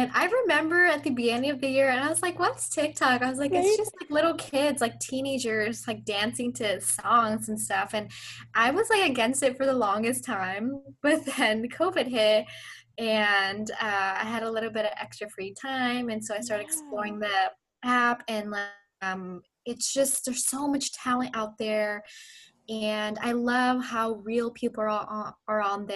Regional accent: Southern California, United States; also born or lived in Pakistan / Orange County / Los Angeles; I have lived in SoCal my entire life

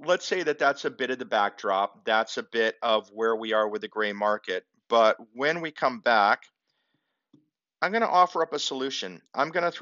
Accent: Zanesville, Ohio, United States; I was born in Zanesville, Ohio

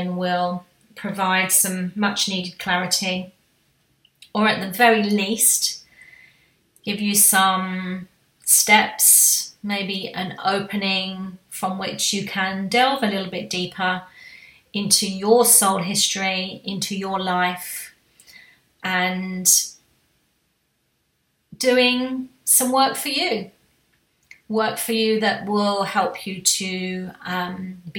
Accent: United Kingdom; being a Brit

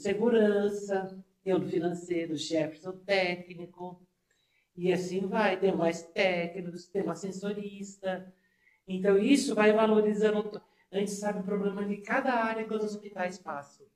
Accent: São Paulo, Brazil; eu sou de São Paulo mesmo

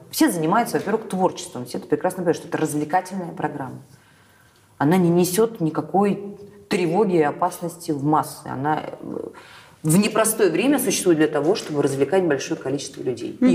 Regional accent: Crimea, Ukraine; И, э, во-первых, у меня детство прошло в Крыму.

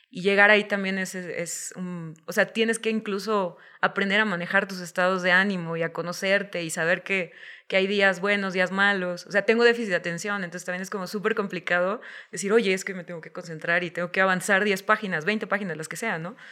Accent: Guadalajara, Jalisco, Mexico; no existía la posibilidad de especializarme como guionista en Guadalajara

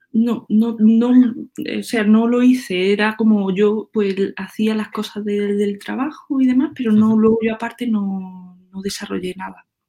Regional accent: La Montiela, Andalusia, Spain; yo soy de Córdoba y soy, me crié en un pueblo que es donde estoy ahora mismo, que, se llama La Montiela

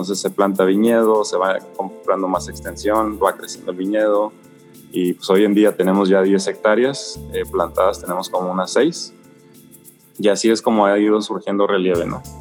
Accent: Ensenada, Baja California, Mexico; eh, soy de aquí de Ensenada, nacido en Ensenada, soy ingeniero civil de profesión

